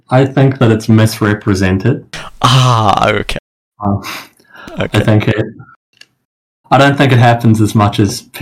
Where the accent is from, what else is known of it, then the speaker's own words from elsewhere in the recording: New Zealand; I, I mean, I play in Australia, but I'm from New Zealand